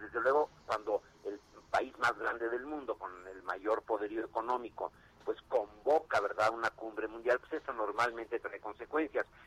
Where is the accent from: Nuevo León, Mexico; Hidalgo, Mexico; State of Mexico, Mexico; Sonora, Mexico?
State of Mexico, Mexico; Nezahualcóyotl; yo soy de Nezahualcóyotl, ahorita que estoy hablando con ustedes, estoy aquí en mi casa